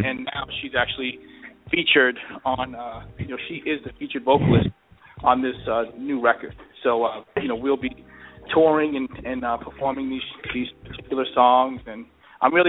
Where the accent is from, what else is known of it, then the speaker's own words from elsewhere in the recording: East Coast, United States; now in Phoenix, United States; I'm from the East Coast, but I live out in Phoenix now